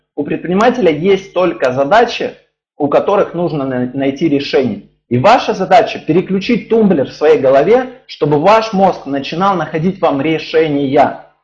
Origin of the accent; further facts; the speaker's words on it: Ukraine; also born or lived in Dnipropetrovsk; now in Saint Petersburg, Russia; Украину обнимаю, вообще моя родина